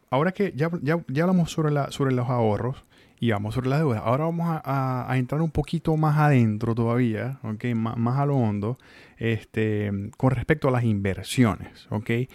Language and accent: Spanish; Venezuela; also born or lived in Mexico; now in Tallahassee, United States; uno como venezolano, eh, como migrante aparte o como nuevo migrante